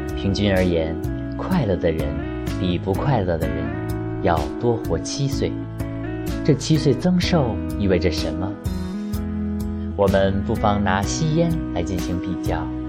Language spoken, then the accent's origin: Chinese; China; 我们中国人